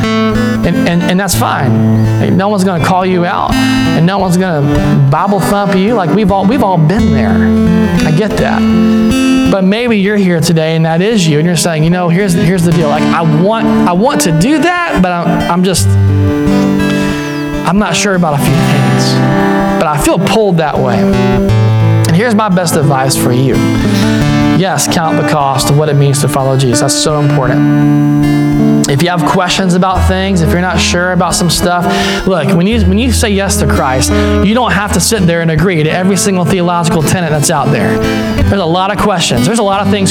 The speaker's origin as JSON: {"language": "English", "region": "Deep South", "country": "United States", "tie": "born or raised there", "said": "I grew up in the Deep South"}